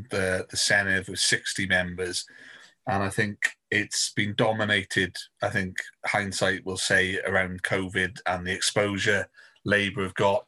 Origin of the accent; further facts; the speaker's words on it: Brecon and Radnorshire, Wales, United Kingdom; From growing up in Brecon and Radnor